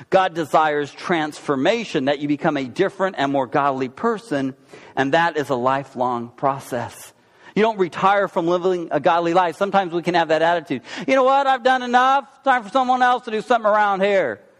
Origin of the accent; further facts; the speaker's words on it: Oklahoma, United States; Uh, I'm from Oklahoma.